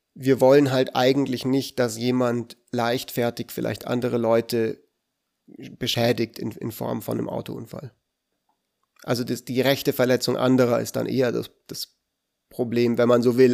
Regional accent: Switzerland; Aber ich bin ja Schweizer

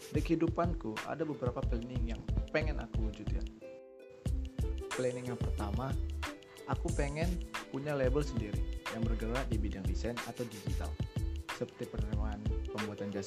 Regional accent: Medan, North Sumatra, Indonesia; born there; berasal dari kota Medan, Sumatera Utara, kota kelahiranku juga.

